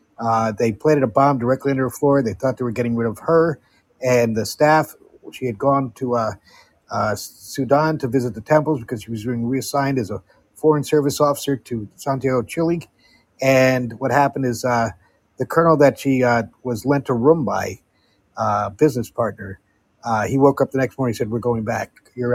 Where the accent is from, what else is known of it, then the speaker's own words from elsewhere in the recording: Amsterdam, North Holland, Netherlands; I've been doing the Netherlands, where I grew up in Amsterdam, for the past year and a half